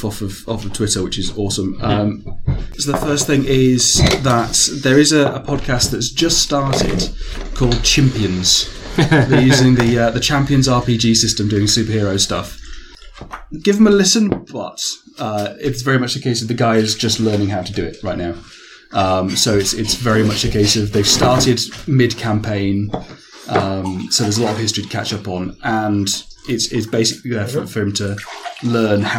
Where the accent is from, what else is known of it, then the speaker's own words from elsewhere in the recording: England, United Kingdom; we're English.